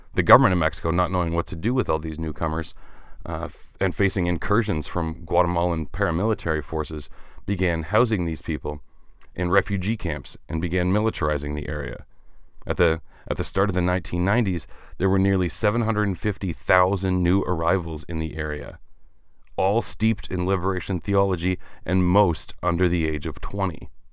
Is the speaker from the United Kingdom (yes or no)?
no; Canada; I'm Canadian